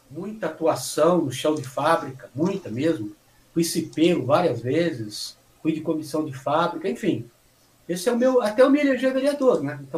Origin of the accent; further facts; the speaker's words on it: São Joaquim da Barra, São Paulo, Brazil; born there; Eu nasci em São Joaquim da Barra, é uma cidade ali na região de Ribeirão Preto, e meu pai, veio, vindo do interior, a gente veio para a região ali da Vila Ed, Vila Ed, Jardim Brasil, zona, zona norte de São Paulo.